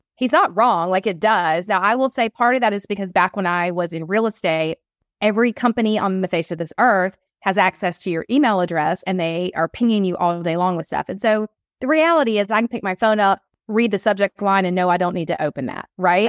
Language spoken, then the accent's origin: English; Atlanta, Georgia, United States; I'm on the East Coast, I'm from Atlanta